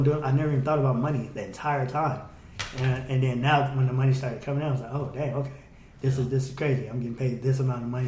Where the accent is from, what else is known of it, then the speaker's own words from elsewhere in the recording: United States; I'm from the United States